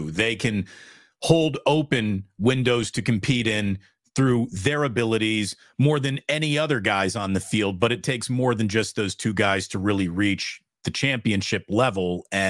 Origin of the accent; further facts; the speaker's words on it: Virginia, United States; I was born in Virginia.